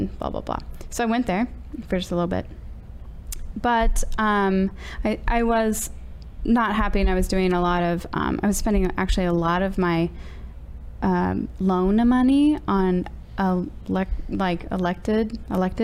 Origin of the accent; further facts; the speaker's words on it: St. Louis, Missouri, United States; I went to Francis Howell North. Now we have established that I'm from St. Louis